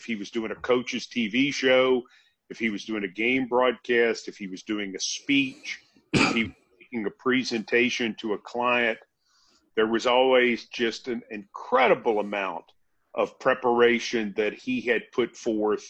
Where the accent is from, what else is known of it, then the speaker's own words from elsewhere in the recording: Franklin, Tennessee, United States; working at the cable access station in my hometown of Franklin